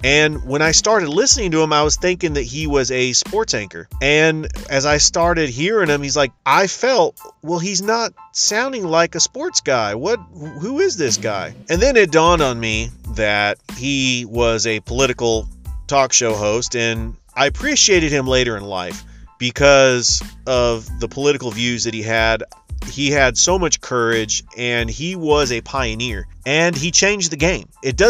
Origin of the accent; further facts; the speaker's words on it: California, United States; I grew up in California.